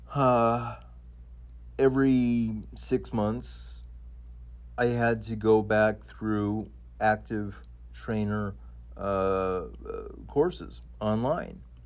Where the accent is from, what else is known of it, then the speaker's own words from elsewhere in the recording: Idaho, United States; when I was a kid, uh, growing up in Idaho